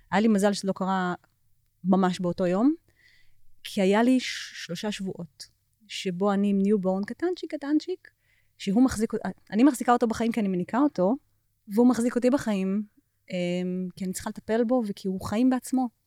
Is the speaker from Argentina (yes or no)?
no; United States; עוד כשהיינו קטנות בארצות הברית, אה, שירים בעברית.